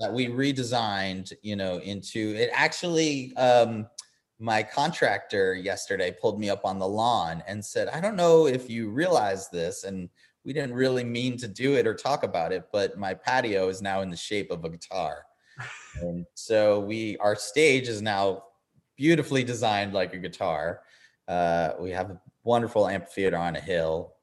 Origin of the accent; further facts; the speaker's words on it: Eastern Long Island, New York, United States; now in Nashville, United States; growing up on Eastern Long Island